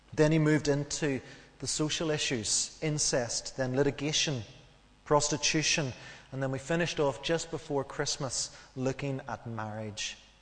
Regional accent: Northern Ireland, United Kingdom; as we grew up in Northern Ireland, we knew what we could and what we couldn't

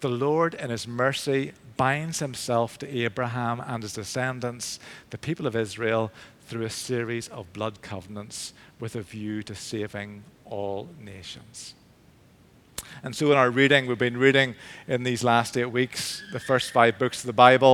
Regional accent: Belfast, Northern Ireland, United Kingdom; moved away as an adult; also born or lived in England; I grew up in St. Finian's in East Belfast, the Church of Ireland Church

